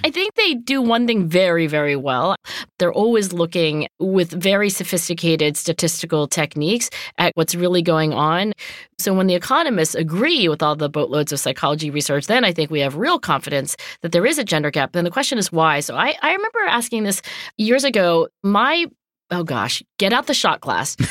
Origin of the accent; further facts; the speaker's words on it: Cherry Hill, New Jersey, United States; my hometown of Cherry Hill, New Jersey